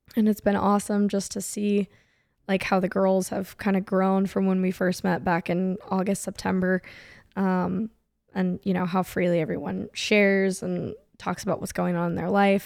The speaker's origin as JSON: {"language": "English", "town": "San Diego", "region": "California", "country": "United States", "tie": "born or raised there", "also_born_or_lived": "Orange County, California", "moved": "as an adult", "lives_now": "Atlanta, United States", "said": "I'm from California. So, um, I was born and raised in San Diego"}